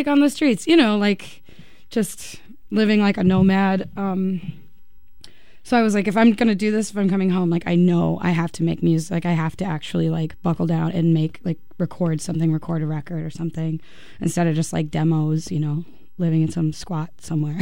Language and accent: English; United States; I was born in America. I could never not be an American.